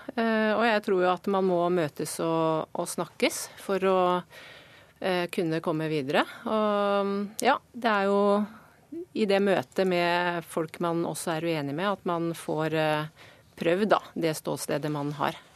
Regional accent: Norway; vi kommer fra Norge

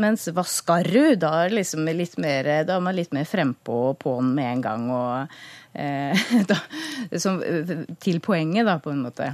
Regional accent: Skien, Vestfold og Telemark, Norway; accent: Grenland dialect; moved away; er født og oppvokst i, Skien, så den eh, dialekta er jeg jo grodd opp eh, sammen med.

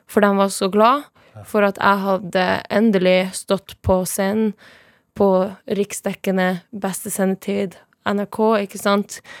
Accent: Sápmi, Norway; derfor må du vite at jeg er same.

